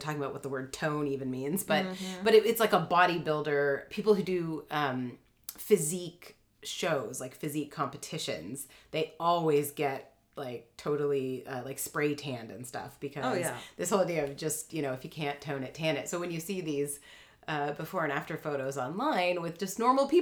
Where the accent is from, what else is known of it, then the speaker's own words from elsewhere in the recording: Canada; I'm Canadian